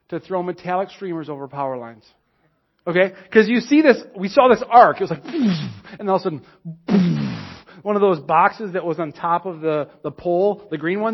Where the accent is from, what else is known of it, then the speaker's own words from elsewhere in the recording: Monticello, United States; I grew up in Monticello